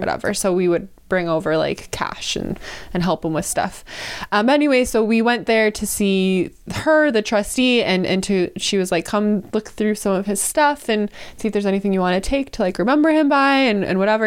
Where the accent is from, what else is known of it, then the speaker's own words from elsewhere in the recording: rural Wisconsin, United States; I grew up in rural Wisconsin, a small town